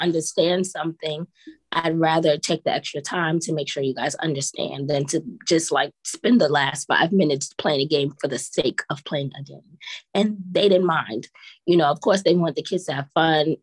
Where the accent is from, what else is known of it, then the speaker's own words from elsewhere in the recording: New York, United States; moved away as an adult; now in South Korea; I'm a city girl. I'm from New York